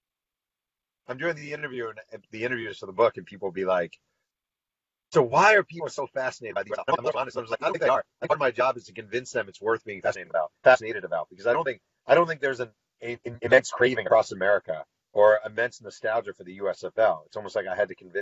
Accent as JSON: {"language": "English", "region": "New York", "country": "United States", "tie": "born or raised there", "said": "I grew up in New York"}